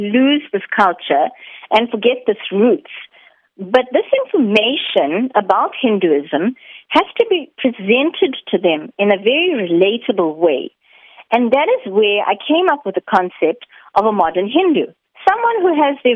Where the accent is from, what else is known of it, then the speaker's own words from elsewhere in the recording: Umhlanga, KwaZulu-Natal, South Africa; as an Indian South African